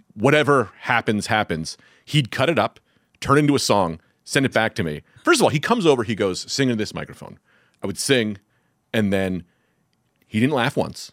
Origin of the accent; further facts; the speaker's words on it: Newark, New Jersey, United States; I was raised in Newark